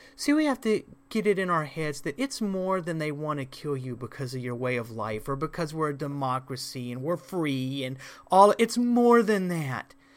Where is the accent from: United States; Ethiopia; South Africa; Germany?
United States; as an American